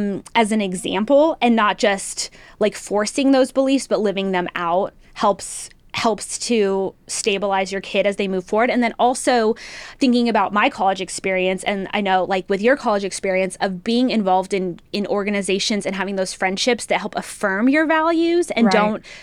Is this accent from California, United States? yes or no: no; New Mexico, United States; now in Texas, United States; I was born and raised in New Mexico. So I have that typical story of like, I wasn't born here, but I got here as quick as I could.